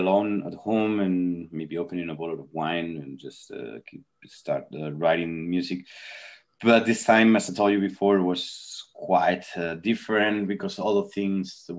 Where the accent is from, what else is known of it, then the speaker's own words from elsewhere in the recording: Spain; English is a second language; here in Spain